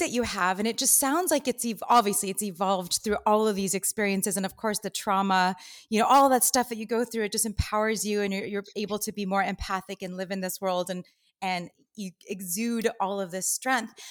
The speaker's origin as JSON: {"language": "English", "town": "Los Angeles", "region": "California", "country": "United States", "tie": "born or raised there", "said": "Here, born and raised in L A, which is kinda weird."}